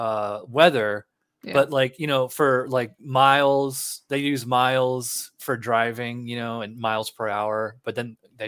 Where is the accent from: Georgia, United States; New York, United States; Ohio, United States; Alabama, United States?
New York, United States; Schenectady; I'm actually from upstate New York. I'm from Schenectady, which is right next to Albany.